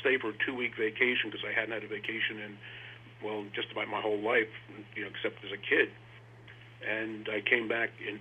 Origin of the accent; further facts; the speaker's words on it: New York City, New York, United States; I grew up in a place called Rochdale Village